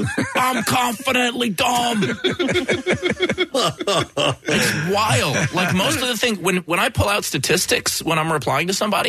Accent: Queens, New York, United States; accent: Brooklyn; Okay, so when I was 12, I used to have a Brooklyn accent. Both my parents are from Brooklyn. I grew up in Queens.

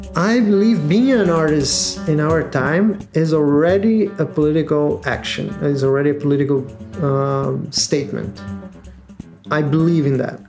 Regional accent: Rio de Janeiro, Brazil; I'm from Rio de Janeiro.

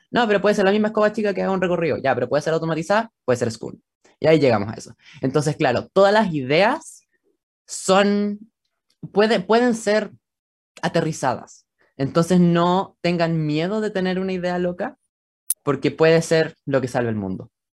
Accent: Santiago, Santiago Metropolitan Region, Chile; Soy de Santiago, de Chile

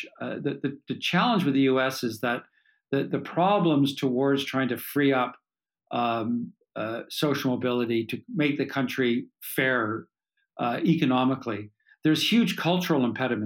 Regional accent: Canada; as a Canadian

